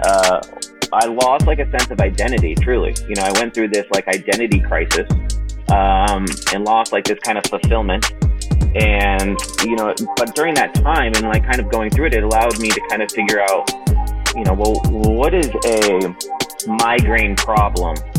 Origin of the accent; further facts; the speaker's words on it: Sarasota, Florida, United States; moved away as an adult; also born or lived in North Carolina / Atlanta, Georgia; now in Dallas, United States; I grew up in Sarasota, Florida